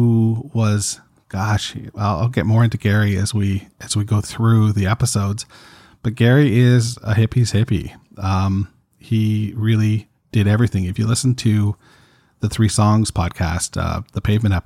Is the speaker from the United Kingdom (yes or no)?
no; Toronto, Ontario, Canada; I'm from Toronto, Canada